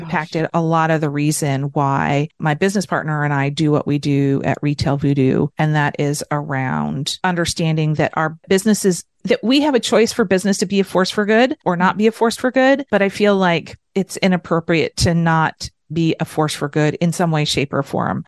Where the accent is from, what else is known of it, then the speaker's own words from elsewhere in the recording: United States; And then as an American, I was really striving to be a lot of the things that Americans were